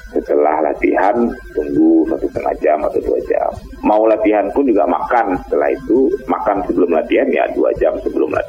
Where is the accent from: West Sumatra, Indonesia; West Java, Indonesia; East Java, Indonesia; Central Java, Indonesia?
West Sumatra, Indonesia; kita orang Minang nyebutnya cimangko kan ya.